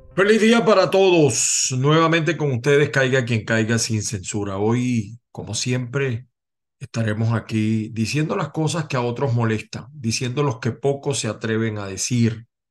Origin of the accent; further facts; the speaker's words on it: Venezuela; como muchos venezolanos